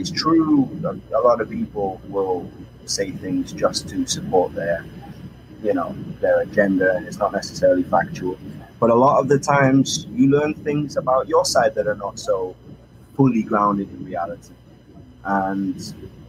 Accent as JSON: {"language": "English", "town": "Manchester", "region": "North West England", "country": "United Kingdom", "moved": "as an adult", "lives_now": "Israel", "said": "I'm from Manchester, England, originally. I've lived in Israel now 4 years, actually, this month"}